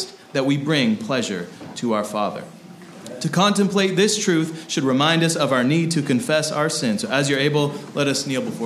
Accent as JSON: {"language": "English", "country": "United States", "said": "we are Americans"}